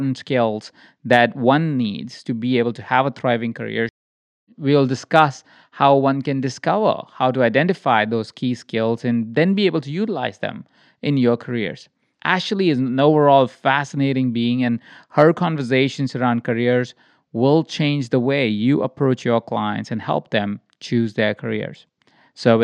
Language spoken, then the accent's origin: English; India; when I grew up as well in India